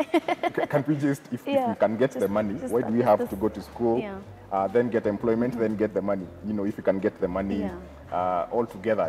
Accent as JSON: {"language": "English", "town": "Ngong", "region": "Kajiado County", "country": "Kenya", "tie": "born or raised there", "said": "So I grew up in Ngong"}